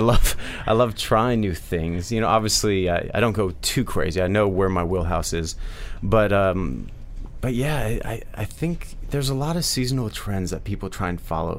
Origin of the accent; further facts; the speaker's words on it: Midwest, United States; I'm from the Midwest